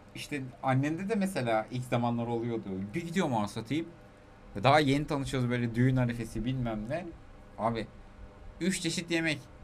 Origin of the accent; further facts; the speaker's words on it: Aegean Region, Turkey; also born or lived in Tokat; biz Egeliyiz, tamam mı? Yedi göbek Selanik'e